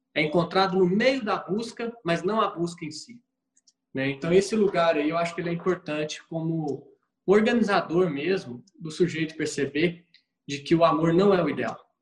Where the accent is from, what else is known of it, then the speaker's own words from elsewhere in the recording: Minas Gerais, Brazil; como bom mineiro